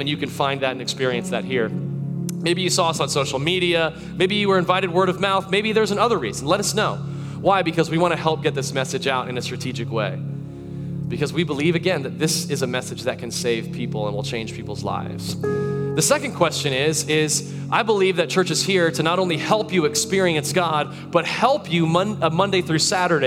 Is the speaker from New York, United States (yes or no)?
no; Tarpon Springs, Florida, United States; She still lives in that house that I grew up in over in Tarpon Springs, Florida.